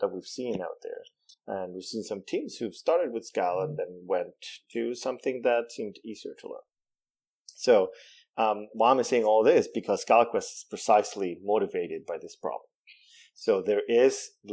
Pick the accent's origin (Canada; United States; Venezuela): Venezuela; first language Spanish; English is a second language; I was born and raised in Venezuela. Spanish is my first language